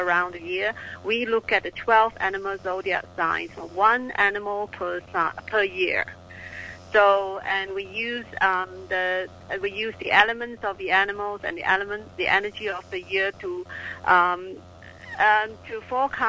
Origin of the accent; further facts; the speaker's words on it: Singapore; I am from Singapore.